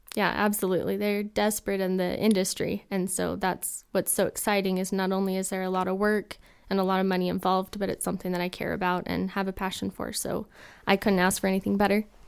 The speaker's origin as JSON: {"language": "English", "town": "Taylorsville", "region": "Utah", "country": "United States", "said": "I am from Taylorsville, Utah"}